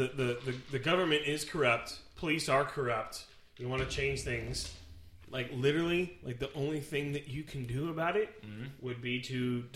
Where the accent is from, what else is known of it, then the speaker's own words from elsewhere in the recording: Sacramento, California, United States; I'm from California.